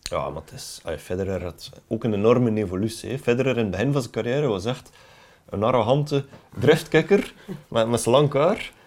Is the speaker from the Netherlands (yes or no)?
no; Belgium; als Belgen